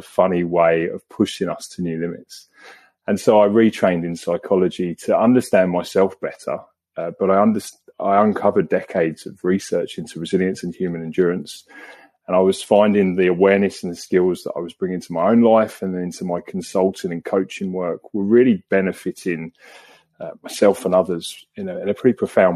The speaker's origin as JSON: {"language": "English", "region": "England", "country": "United Kingdom", "tie": "born or raised there", "moved": "as an adult", "lives_now": "Australia", "said": "I was born and raised in England"}